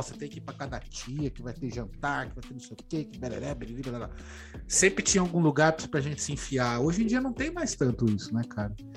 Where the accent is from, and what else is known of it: Brazil